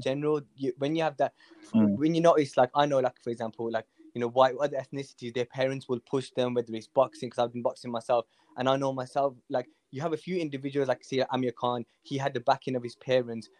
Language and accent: English; Birmingham, West Midlands, United Kingdom; I'm from Hall Green